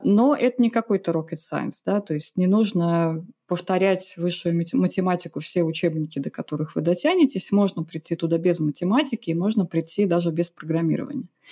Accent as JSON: {"language": "Russian", "region": "Saint Petersburg", "country": "Russia", "tie": "born or raised there", "said": "Родом из Питера"}